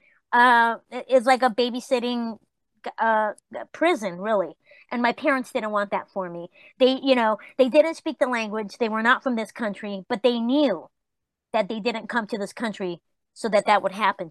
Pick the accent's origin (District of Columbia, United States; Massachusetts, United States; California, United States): California, United States; Los Angeles; also born or lived in Tijuana, Mexico; I grew up in the East LA projects